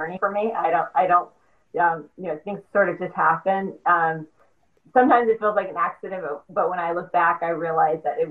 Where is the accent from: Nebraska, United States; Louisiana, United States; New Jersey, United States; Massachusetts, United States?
Louisiana, United States; small town near Grambling; moved away; I'm from Louisiana, as you know, from a small town near Grambling, Louisiana